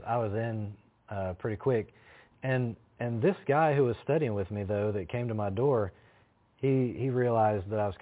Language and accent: English; Chattanooga, Tennessee, United States; I'm from Chattanooga